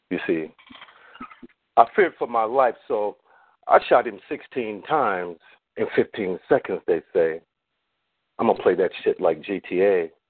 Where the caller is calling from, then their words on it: Long Beach, California, United States; from the LBC.